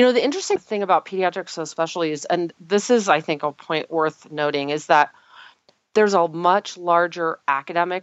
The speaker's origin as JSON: {"language": "English", "town": "Tulsa", "region": "Oklahoma", "country": "United States", "moved": "yes", "said": "I actually am originally from Oklahoma, which has a very large osteopathic presence. And I'm from Tulsa"}